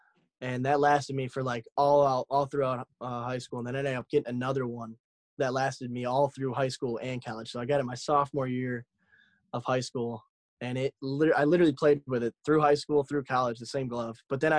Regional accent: Warren, Michigan, United States; growing up, I'm originally from Warren, which is basically Detroit. So I grew up a Tigers fan

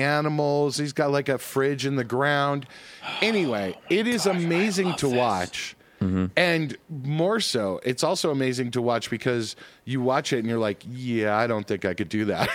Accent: Colorado, United States; growing up in Colorado

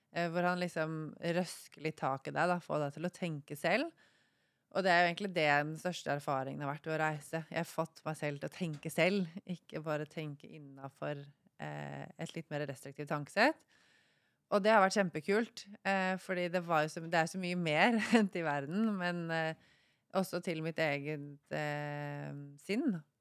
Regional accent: Norway; moved away as an adult; also born or lived in Thailand / Bali; jeg er fra Norge

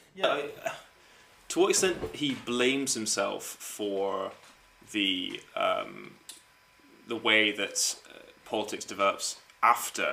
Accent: United States; as an American

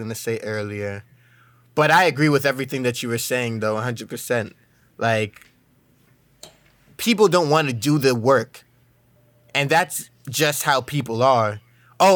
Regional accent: New York, United States; I grew up in New York

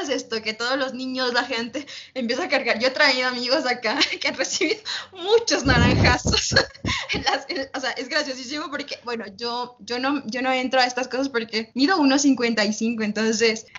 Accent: Uyumbicho, Pichincha, Ecuador; yo vivo cerca de la, de la capital, Quito, vivo las afueras. Y, bueno, nosotros yo vi mi pueblito, yo digo pueblito, ¿no? se llama Uyumbicho.

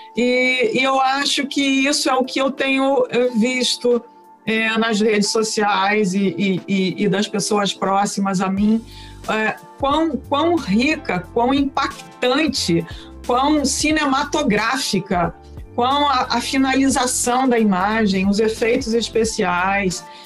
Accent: Rio Grande do Sul, Brazil; eu sou do Rio Grande do Sul, eu nasci no Rio Grande do Sul, onde você fala o tu, você não fala você

